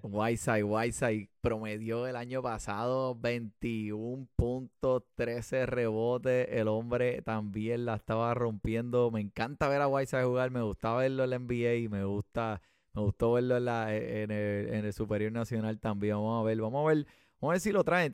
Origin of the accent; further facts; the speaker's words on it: Carolina, Puerto Rico; yo me crié en Carolina